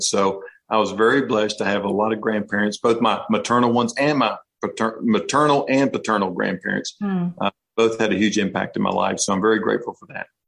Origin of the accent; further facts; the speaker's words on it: North Carolina, United States; we're from North Carolina